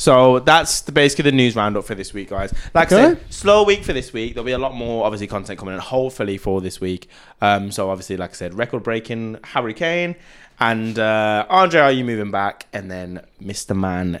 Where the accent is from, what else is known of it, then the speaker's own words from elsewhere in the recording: England, United Kingdom; I'm English.